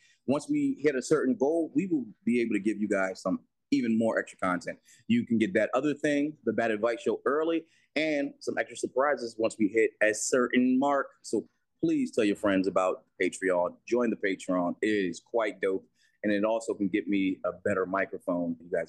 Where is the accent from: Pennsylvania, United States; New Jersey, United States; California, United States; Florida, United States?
New Jersey, United States; Newark; my hometown of Newark, Harrison area